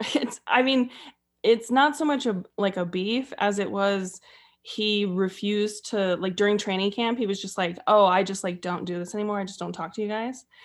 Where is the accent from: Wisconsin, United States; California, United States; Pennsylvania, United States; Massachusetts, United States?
California, United States; north of the Bay Area, Northern; I'm from Northern California, but north of the Bay Area.